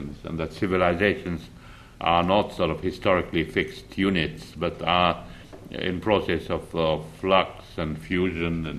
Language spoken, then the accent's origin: English; Iraq; moved away; I grew up in Iraq